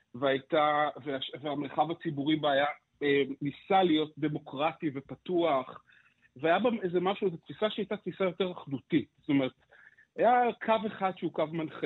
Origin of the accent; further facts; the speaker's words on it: Petah Tikva, Central District, Israel; אני גדלתי בפתח תקווה